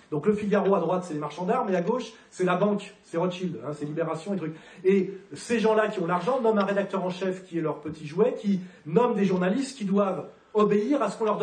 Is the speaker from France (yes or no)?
no; Geneva, Switzerland; Moi, je suis citoyen de Genève. Quand je vois que c'est elle, la mairesse de la ville dont je suis originaire, comme Jean-Jacques Rousseau